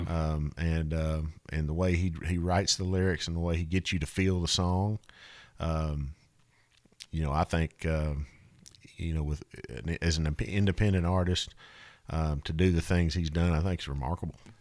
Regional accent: North Little Rock, Arkansas, United States; North Little Rock, Arkansas

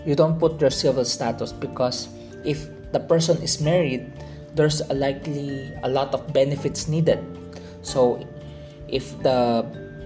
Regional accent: Philippines; I am a Chinese Filipino. I am born in the Philippines as a Filipino

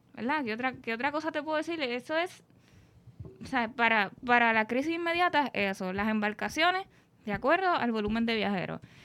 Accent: Puerto Rico; aunque los viequenses y los culebrenses se sientan como una nación aparte, por llamarle así, seguimos siendo puertorriqueños

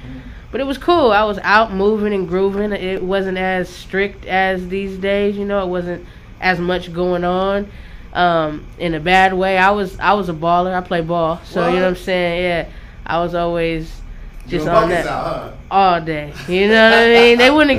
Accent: San Diego, California, United States; also born or lived in Chula Vista, California / Connecticut; I'm from Cali. San Diego, California is where I'm born and raised, and I rep till I go.

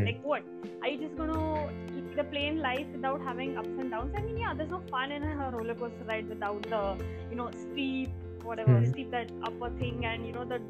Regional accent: Belgaum, Karnataka, India; I come from a small town, small town girl, literally. So it's like nobody really understands when I tell I'm from Belgium. So the description I give them is like, you know, it's just 2 hours from Goa

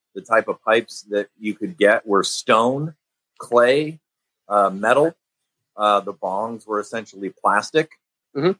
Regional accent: Chicago, Illinois, United States; growing up in Chicago

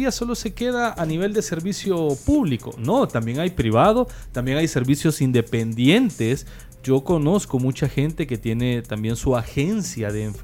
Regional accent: El Salvador; nosotros como salvadoreños, ¿verdad?

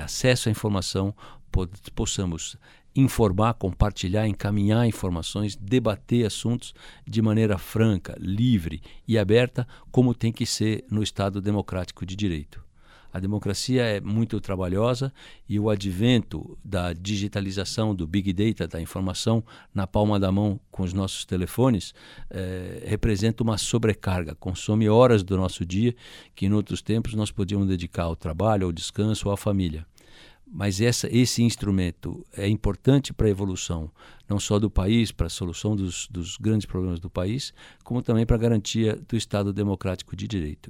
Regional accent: Brazil

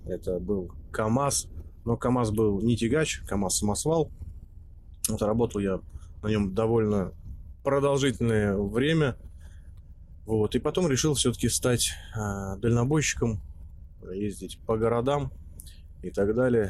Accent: Nizhny Novgorod, Nizhny Novgorod Oblast, Russia; в Нижнем Новгороде, откуда я родом

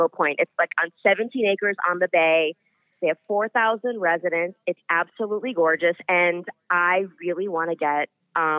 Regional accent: Middletown, Connecticut, United States; moved away; Middletown, Connecticut.

